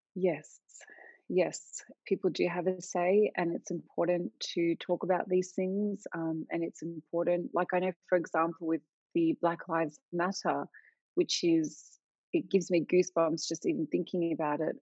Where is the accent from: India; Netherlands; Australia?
Australia; I'm Australian, but I have Lebanese heritage